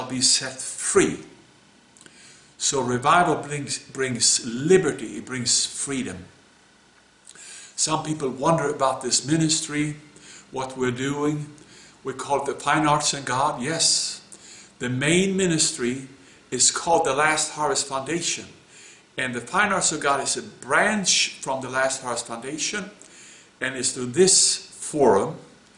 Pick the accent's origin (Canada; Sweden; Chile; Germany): Sweden; moved away; my home country, Sweden.